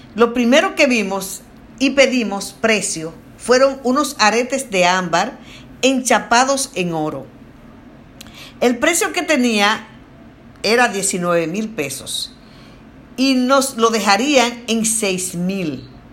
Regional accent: Dominican Republic; como dominicanos

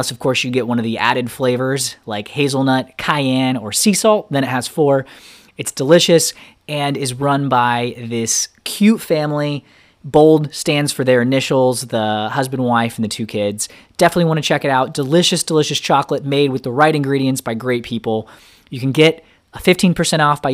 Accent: Alabama, United States; moved away as an adult; now in New York City, United States; Born and raised in Alabama

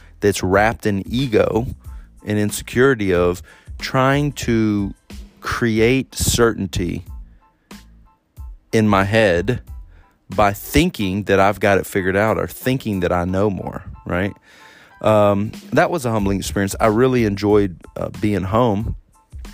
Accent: Texas, United States; moved away as an adult; I'm around my family and my hometown

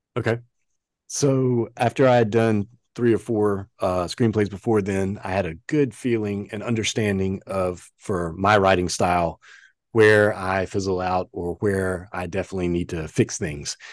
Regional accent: the South, United States; accent: Southern; also born or lived in Los Angeles; now in Charlotte, United States; I know you guys couldn't tell by my accent, you know, that I came from the South

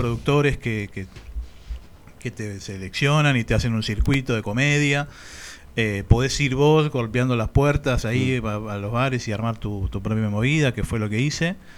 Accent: Banfield, Buenos Aires Province, Argentina; also born or lived in Barcelona, Spain; Yo soy de Banfield

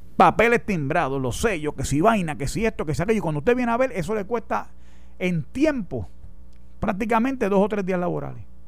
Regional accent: Puerto Rico

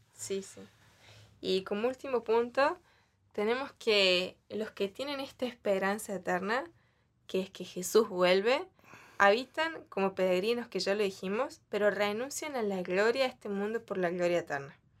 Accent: Argentina; yo le decía a mi mamá, ¿por qué Dios me hizo nacer en el último país?

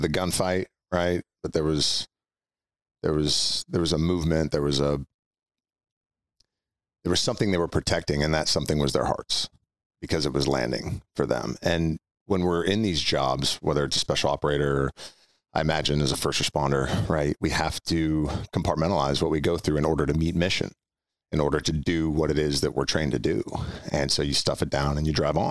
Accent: Orinda, California, United States; also born or lived in Walnut Creek; grew up in a town called Orinda, which is just east of Oakland and Berkeley.

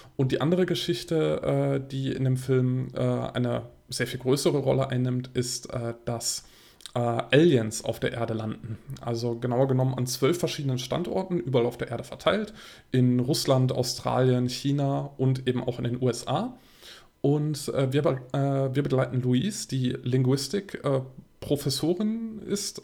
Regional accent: Bonn, North Rhine-Westphalia, Germany; in einem Studentenkino in äh, Bonn. Äh, das ist meine Heimatstadt

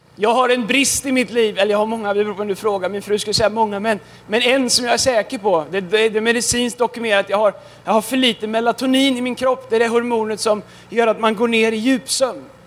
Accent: Tidaholm, Västra Götaland, Sweden; now in Stockholm, Sweden; jag kommer ifrån eh, Tidaholm. Tidaholm. Fast jag bor i Stockholm.

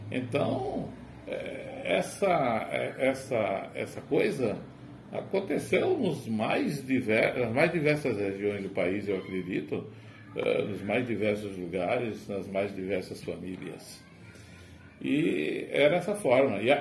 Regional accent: São José do Campestre, Rio Grande do Norte, Brazil; Não, nasci no interior. Eu sou interiorano é, de um município da região agreste, do Agreste Potiguar, São José do Campestre. Mas eu nasci no campo, sou de origem camponesa, é, é, no meio rural onde havia muita dificuldade.

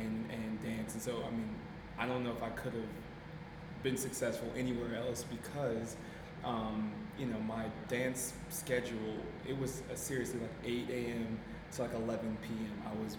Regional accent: Plymouth, Minnesota, United States; also born or lived in St. Paul, Minnesota; from Twin Cities, Minnesota. Born in St. Paul, raised in Plymouth, which is a suburb of Minneapolis.

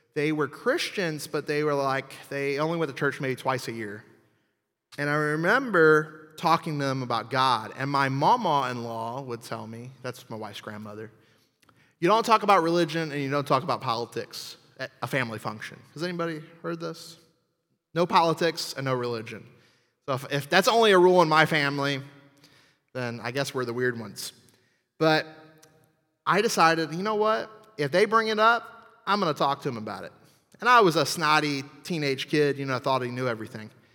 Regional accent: New Orleans, Louisiana, United States; I'm from New Orleans, um, and actually the swamp south of there.

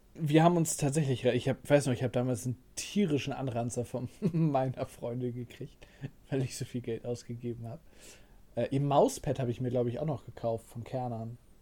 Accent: Northern Germany, Germany; wir kommen aus Norddeutschland

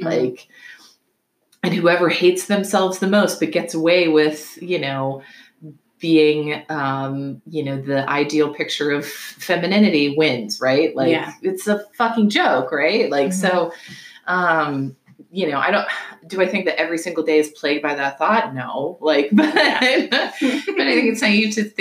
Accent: the South, United States; I'm from the South. Like, I was raised with bias.

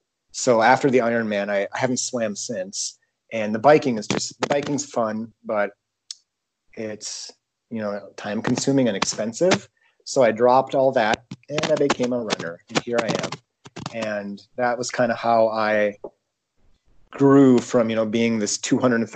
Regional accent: Kranzburg, South Dakota, United States; I come from Kranzberg

